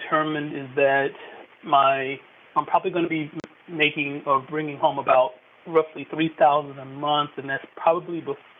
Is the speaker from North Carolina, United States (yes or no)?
yes; North Carolina, United States; now in Virginia, United States; My hope is to possibly move back home. My home is North Carolina, actually.